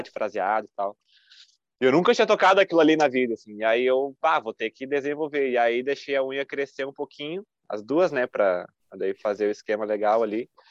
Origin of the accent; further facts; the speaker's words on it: Caxias do Sul, Rio Grande do Sul, Brazil; sou de Caxias, da Serra Gaúcha